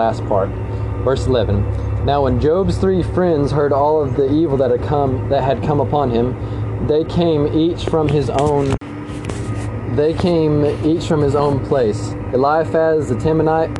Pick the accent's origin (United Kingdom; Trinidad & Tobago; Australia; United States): United States; as an American people